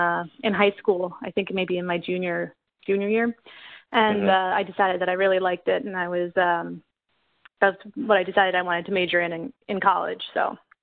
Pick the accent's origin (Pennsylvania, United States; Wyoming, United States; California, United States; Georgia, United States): Pennsylvania, United States; Schnecksville; I grew up outside of Allentown, Pennsylvania, in a little town called Schnecksville, in the country. So mm-hmm. Middle of nowhere.